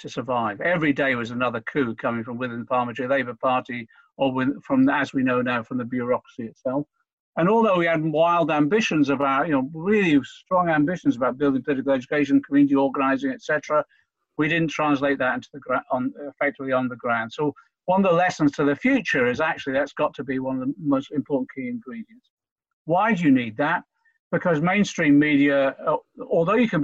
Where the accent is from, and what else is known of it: Norfolk, East of England, United Kingdom; born or raised there; also born or lived in Liverpool